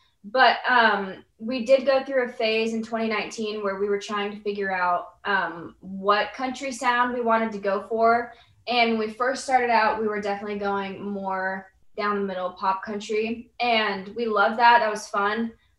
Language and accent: English; Temecula, California, United States; probably our Grand Ole Opry debut and playing Stagecoach, because we're from Temecula.